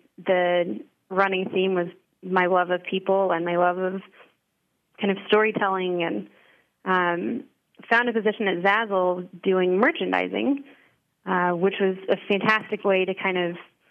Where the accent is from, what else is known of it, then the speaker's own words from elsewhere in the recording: Dallas, Texas, United States; moved away as an adult; being from Dallas. My husband and I both have family that are still there